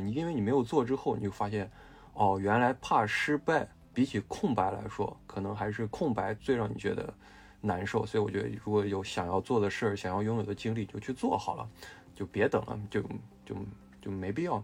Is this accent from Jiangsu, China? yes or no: no; Shaanxi, China; 我是陕西人